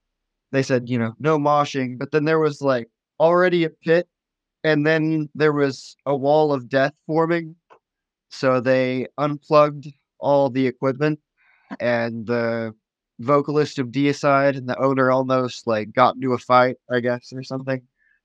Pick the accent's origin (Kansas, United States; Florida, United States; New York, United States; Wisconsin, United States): Kansas, United States; Augusta; but that's just because I live in a bigger city. And Wichita is more progressive than where I grew up.